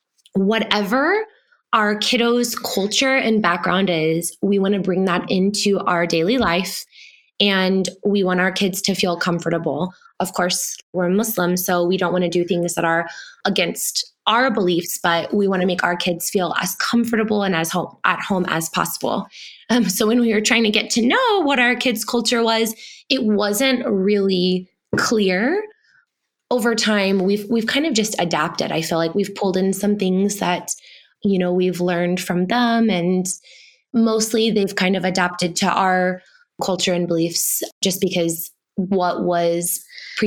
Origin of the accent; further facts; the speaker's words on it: Texas, United States; now in Colorado, United States; I am white, born and raised in Texas and then moved to Colorado